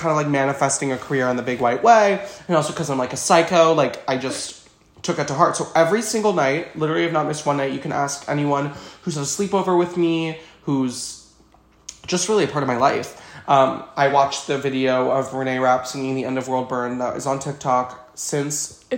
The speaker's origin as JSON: {"language": "English", "town": "New Orleans", "region": "Louisiana", "country": "United States", "tie": "born or raised there", "said": "So I'm from New Orleans. I lived there my entire life. Went to the same school my entire life."}